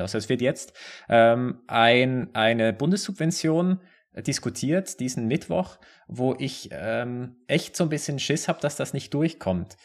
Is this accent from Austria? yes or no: no; Basel, Basel-Stadt, Switzerland; Basel, auch wo ich herkomme.